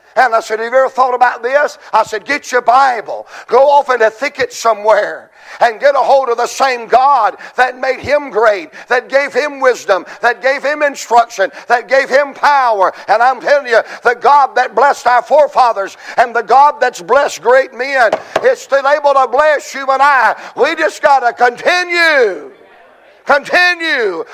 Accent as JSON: {"language": "English", "region": "Georgia", "country": "United States", "said": "I'm, I'm from Georgia"}